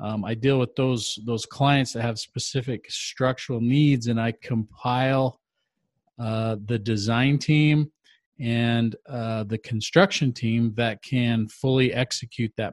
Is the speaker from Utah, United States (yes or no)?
yes; Utah, United States; I grew up in Utah